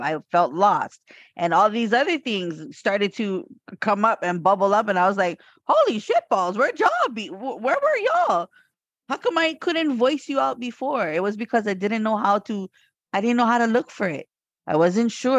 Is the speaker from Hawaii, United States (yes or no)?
yes; Hawaii, United States; I am from Hawaii